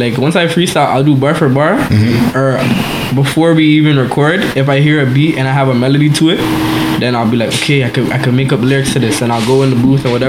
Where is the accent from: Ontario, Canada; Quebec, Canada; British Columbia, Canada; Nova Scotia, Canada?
Ontario, Canada; Toronto; also born or lived in Mississauga / Rexdale / Malton / Brampton; the West End, Toronto, and West End, you know, the suburbs, too, because when I was younger, I was born in Saga, and then I was living in the Rex until, like, grade 2, and then I grew up in Martin from, like, grade 2 to grade 7